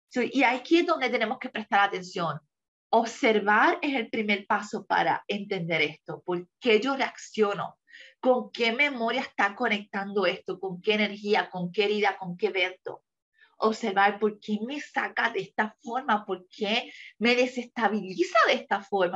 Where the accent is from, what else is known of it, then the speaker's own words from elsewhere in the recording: Puerto Rico; moved away as an adult; mi país, Puerto Rico, porque es la cultura que conozco y la que dejé hace seis años atrás